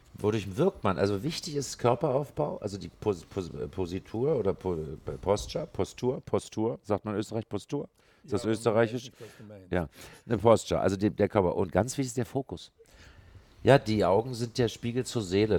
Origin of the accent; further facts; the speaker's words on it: Berlin, Germany; Ich bin ja gebürtiger Westberliner. Ich bin in Westberlin aufgewachsen